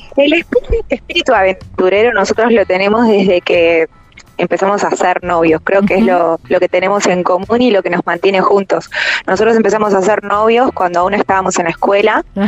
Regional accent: Argentina; moved away as an adult

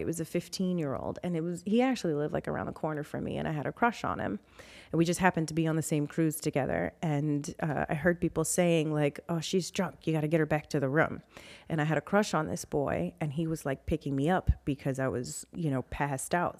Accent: New Orleans, Louisiana, United States; I was born and raised in New Orleans

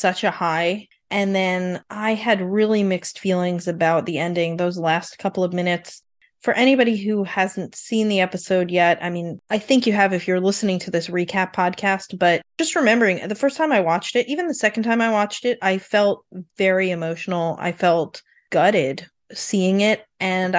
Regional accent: New York, United States; I grew up in New York with a lot of Italian Americans

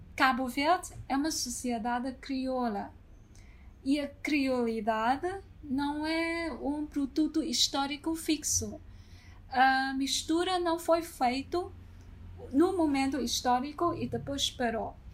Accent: China; moved away; also born or lived in Lisbon, Portugal; sou chinesa

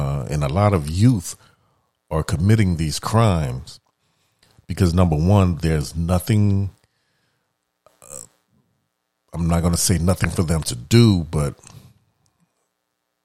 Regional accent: New Orleans, Louisiana, United States; moved away; I'm from New Orleans. And, you know, I have family members that are still there

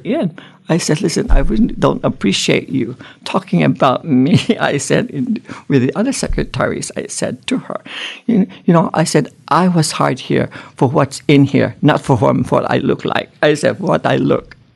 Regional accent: Philippines; moved away; I grew up in the Philippines, and then the whole family moved here. So I went to school in the Philippines

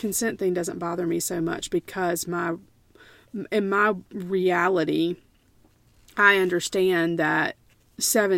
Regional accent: United States; as an American historian

